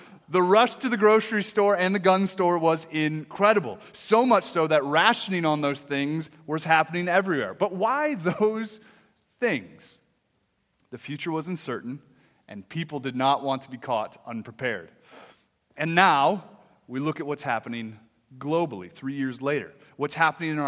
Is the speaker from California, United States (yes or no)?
no; Sioux Falls, South Dakota, United States; moved away as an adult; also born or lived in Minneapolis / South Carolina; now in Sioux Falls, United States; I grew up in Sioux Falls, born and raised in Sioux Falls.